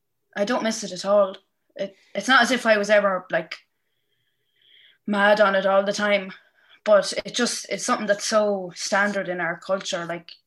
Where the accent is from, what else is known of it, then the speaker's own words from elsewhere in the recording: Casatara, County Cavan, Ireland; I'm from Casatara in Cavan, and the village. I used to play football for Ballyhays